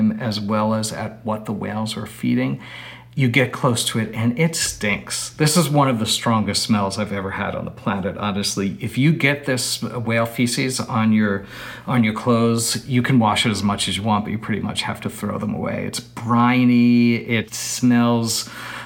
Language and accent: English; New York City, New York, United States; moved away; I grew up in New York City.